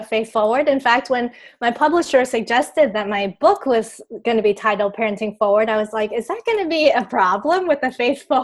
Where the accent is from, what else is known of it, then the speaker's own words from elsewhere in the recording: Taiwan; I grew up in Taiwan